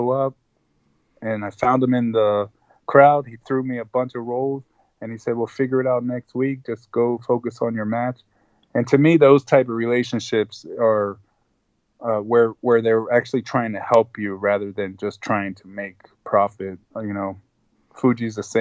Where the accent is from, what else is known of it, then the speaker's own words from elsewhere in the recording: El Salvador; first language Spanish; English is a second language; moved away; when I was 6 months old, we went to El Salvador, so Spanish was actually my first language